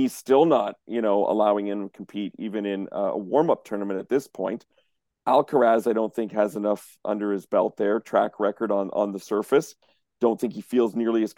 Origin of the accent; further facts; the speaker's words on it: Canada; I'm Canadian